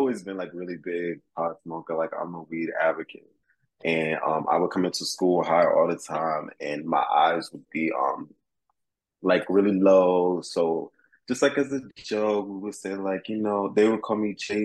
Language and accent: English; Florida, United States; also born or lived in New York; now in Connecticut, United States; I am from Florida